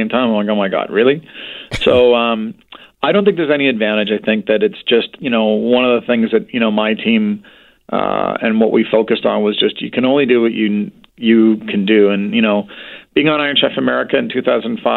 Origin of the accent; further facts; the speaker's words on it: Vancouver, British Columbia, Canada; I'm born and raised in Vancouver